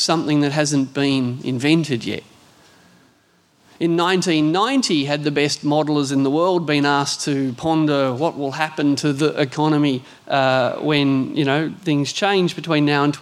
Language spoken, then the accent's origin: English; Hunter Valley, New South Wales, Australia; I grew up in the Hunter Valley